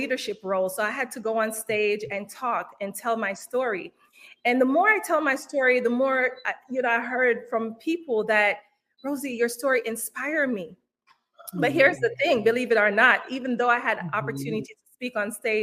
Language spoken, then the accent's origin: English; Kingston, Jamaica; now in United States; I was born and raised in Kingston, Jamaica. Came to the United States in 2000